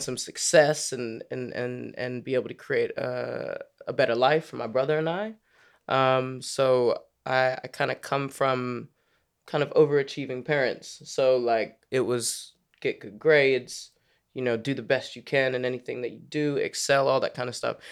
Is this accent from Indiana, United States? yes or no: no; Maryland, United States; moved away as an adult; also born or lived in Washington, D.C. / Virginia; now in London, United Kingdom; I was born in D C, grew up in Maryland, spent a lot of time playing basketball in Virginia